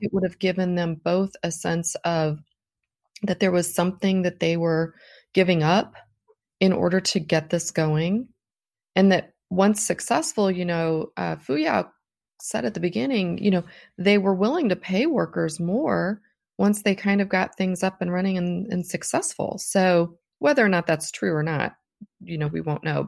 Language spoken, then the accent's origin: English; United States; as American workers